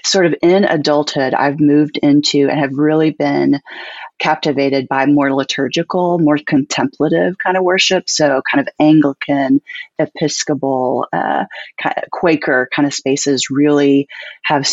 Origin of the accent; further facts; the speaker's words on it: Texas Piney Woods, United States; I grew up in the Texas Piney Woods, Northeast Texas.